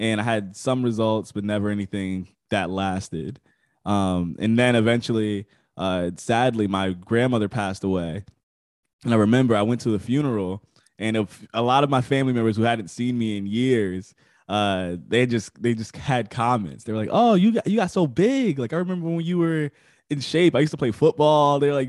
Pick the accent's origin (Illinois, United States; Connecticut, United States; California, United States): Connecticut, United States; I'm from Connecticut, East Coast.